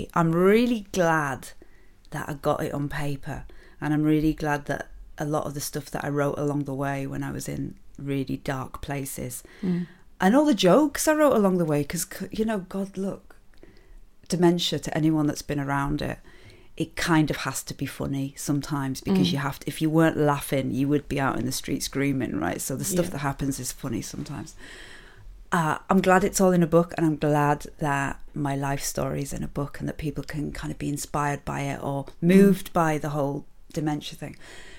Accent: Carlisle, North West England, United Kingdom; It's still in my accent. It doesn't matter how much Radio 4 tried to knock that out of me. It's still in there. I grew up in... I have to always try to be sensitive when I talk about Carlisle and Curragh

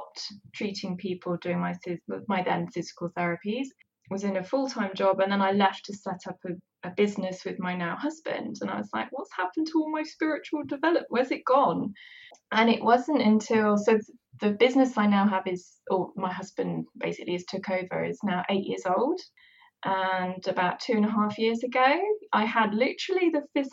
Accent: West Country, just outside of Bath, South West England, United Kingdom; I'm also from the West Country. I lived just outside of Bath

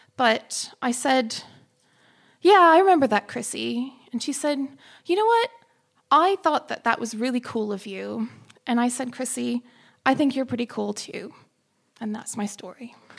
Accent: United States; moved away as an adult; now in London, United Kingdom; I'm American as well

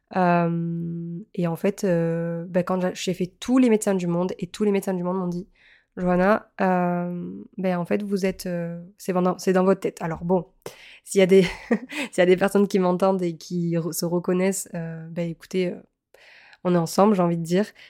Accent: Montpellier, Occitania, France; moved away as an adult; also born or lived in Lille; à la base, je suis originaire de Montpellier

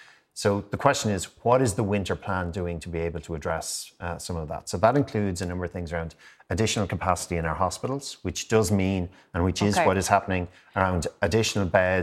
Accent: Gorey, Leinster, Ireland; Well, that's Gorey, my hometown

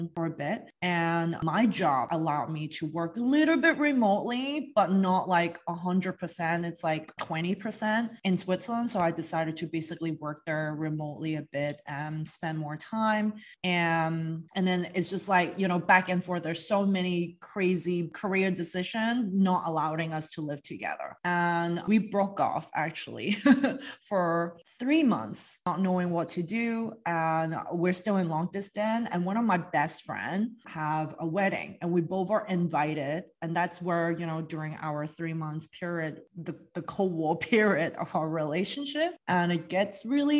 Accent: Hong Kong; moved away; I'm from Hong Kong originally

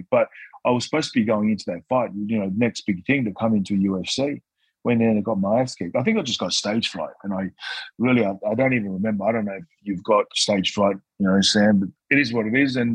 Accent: Newcastle, North East England, United Kingdom; I think as a kid growing up in Newcastle, around seven years old

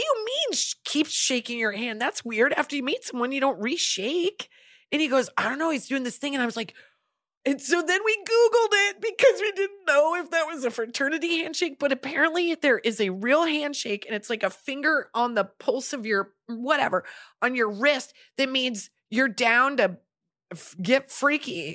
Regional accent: Nebraska, United States; when we were growing up in Nebraska

